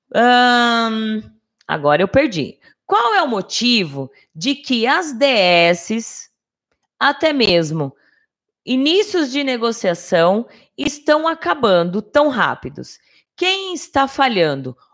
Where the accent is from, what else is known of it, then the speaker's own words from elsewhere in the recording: Brazil; eu sou brasileira, eu falo português